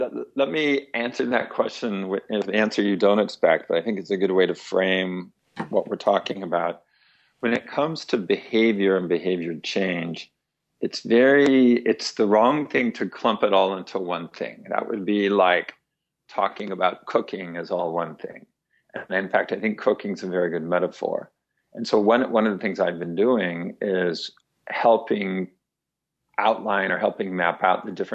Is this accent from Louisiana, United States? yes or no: no; Fresno, California, United States; I was growing up in Fresno, California